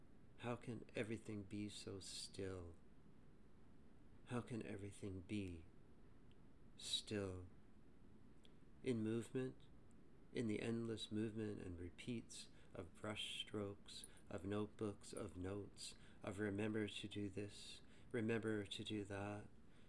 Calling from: Toronto, Ontario, Canada; I'm recording this from Toronto, Canada.

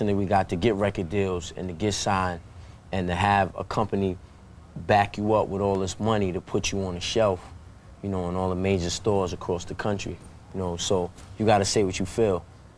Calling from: Indianapolis, Indiana, United States; From Indianapolis.

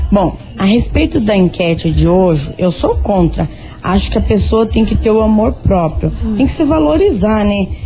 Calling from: Campo de Santana, Brazil; Então, meninas, aqui quem tá falando é … sou aqui do Campo de Santana.

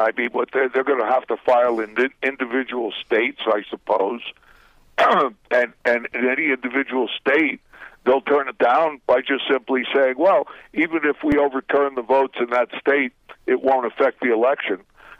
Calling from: Guatemala

